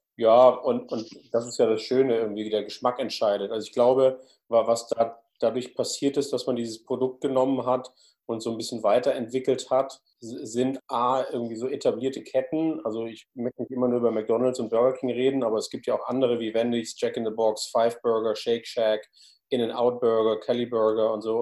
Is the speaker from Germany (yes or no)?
yes; Hamburg, Germany; als Hamburger